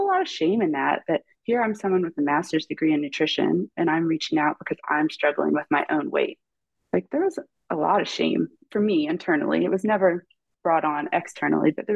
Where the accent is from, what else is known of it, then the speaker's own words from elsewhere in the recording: Ripley, Ohio, United States; I'm originally from Ripley, Ohio, which is like a small little dot on the map that no one in the world would ever know where it is, outside of Cincinnati. Grew up in a tiny little town